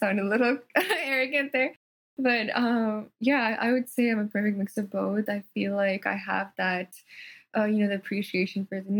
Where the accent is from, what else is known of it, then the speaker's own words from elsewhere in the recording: Fort McMurray, Alberta, Canada; accent: Canadian / American; first language Telugu; moved away as an adult; also born or lived in India (Telugu-speaking region) / Edmonton, Canada; now in Los Angeles, United States; Fort McMurray. It's a city in Canada where I grew up